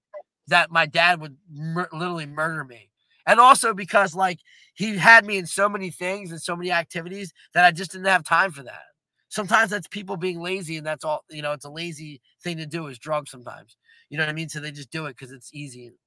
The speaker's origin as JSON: {"language": "English", "town": "Levittown", "region": "Pennsylvania", "country": "United States", "tie": "born or raised there", "said": "having a big family and growing up in Levittown."}